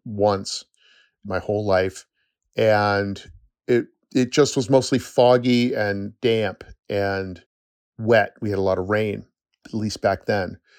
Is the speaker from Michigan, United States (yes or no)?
no; upstate New York, United States; also born or lived in Sacramento, California / Los Angeles, California; I moved from California to upstate New York when I was nine